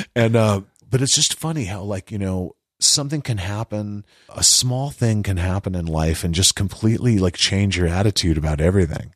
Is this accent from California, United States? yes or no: yes; California, United States; I'm from California